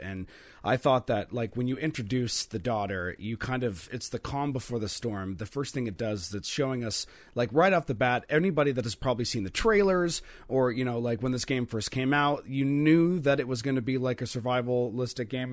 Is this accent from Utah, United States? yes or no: no; Oregon, United States; also born or lived in Eugene-Springfield area, Oregon; we're from Oregon, and I, I, I, you know, live in the Um, I guess you can say the Eugene Springfield area